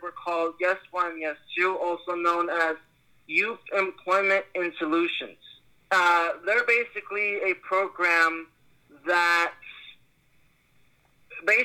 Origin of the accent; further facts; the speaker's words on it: New York, United States; I even got to meet people from my hometown, New York.